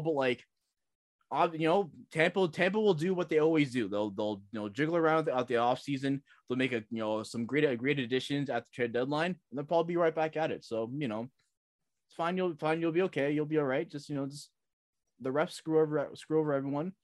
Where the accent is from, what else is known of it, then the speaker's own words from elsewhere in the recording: Toronto, Ontario, Canada; growing up in Toronto